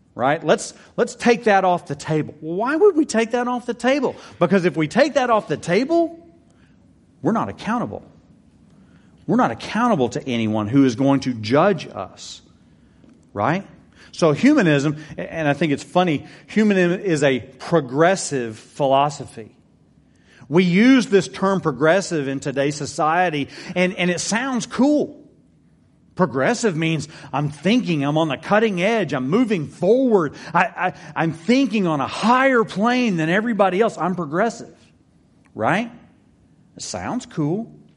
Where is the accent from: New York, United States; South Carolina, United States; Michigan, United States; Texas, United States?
Texas, United States; I'm a Texan. I love Texas.